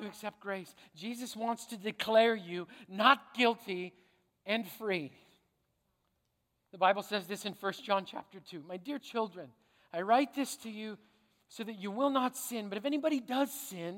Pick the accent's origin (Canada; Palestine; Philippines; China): Canada; I'm a Canadian